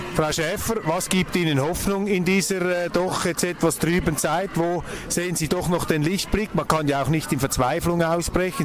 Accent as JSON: {"language": "German", "country": "Switzerland", "said": "als Schweizer"}